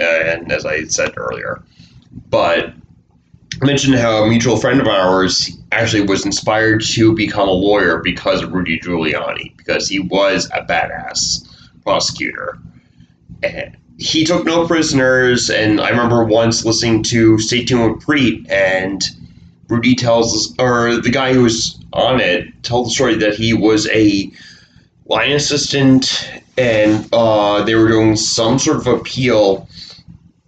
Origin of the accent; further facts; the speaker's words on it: New York, United States; I am from New York, the home of good pizza